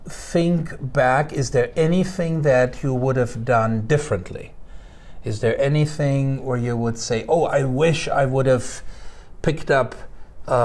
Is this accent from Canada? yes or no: no; Germany; English is a second language; And come to think of it, growing up in Germany, that was pretty much what I remember too.